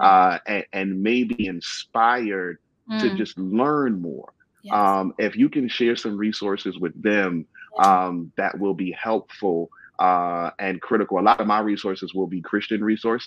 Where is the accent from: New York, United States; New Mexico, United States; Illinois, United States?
New York, United States; New York City; moved away as an adult; also born or lived in Baltimore, Maryland; now in Florida, United States; I was born in Brooklyn and then did work in Baltimore, both of those urban. And then God moved me to Florida